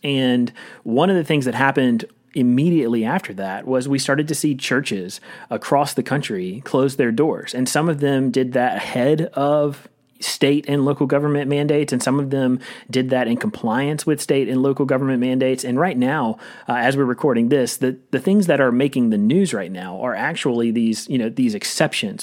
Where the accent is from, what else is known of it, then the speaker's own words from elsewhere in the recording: Rocky Mount, North Carolina, United States; moved away as an adult; also born or lived in Louisville, Kentucky; I grew up in a town called Rocky Mount, which is about forty miles east